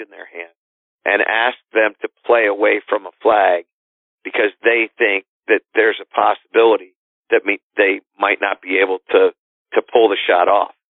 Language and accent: English; Connecticut, United States; in Connecticut, which is my home, uh, my home state